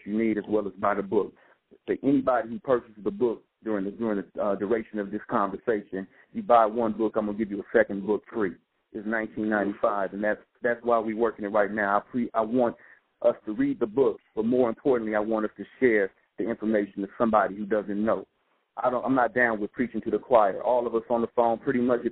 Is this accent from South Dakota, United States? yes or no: no; West Coast, California, United States; I grew up on the West Coast